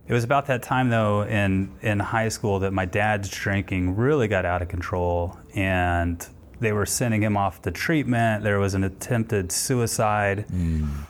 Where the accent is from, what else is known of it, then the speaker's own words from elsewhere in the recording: Houston, Texas, United States; also born or lived in Denver; I'm from Houston